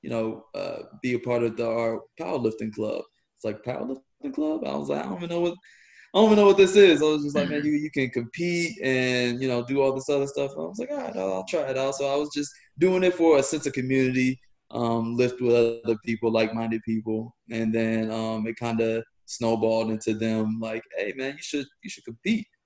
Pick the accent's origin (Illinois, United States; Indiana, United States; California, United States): Indiana, United States; Northern; moved away as an adult; also born or lived in Georgia / Washington, D.C.; now in Austin, United States; I'm from Northern Indiana